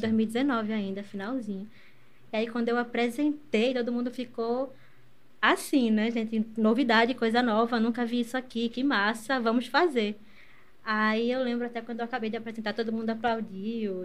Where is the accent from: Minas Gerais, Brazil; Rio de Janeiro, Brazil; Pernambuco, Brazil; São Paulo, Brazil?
Pernambuco, Brazil; Recife; Eu nasci aqui em Recife mesmo. Eu moro no Ipicep. Morei uhum. a minha vida toda na mesma casa, né?